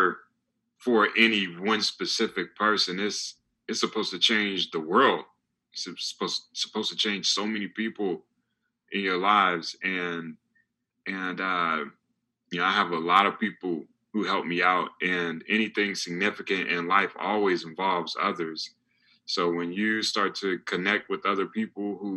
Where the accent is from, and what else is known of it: North Carolina, United States